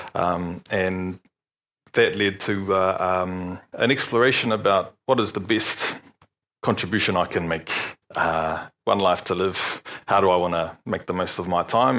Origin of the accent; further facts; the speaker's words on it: Palmerston North, Manawatū-Whanganui, New Zealand; moved away as an adult; also born or lived in Dunedin, New Zealand; now in Rotorua, New Zealand; I'm born and bred in Palmerston North